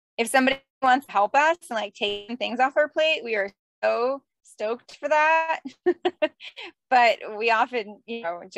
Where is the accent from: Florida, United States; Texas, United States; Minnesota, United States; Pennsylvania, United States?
Florida, United States; South; I grew up in South Florida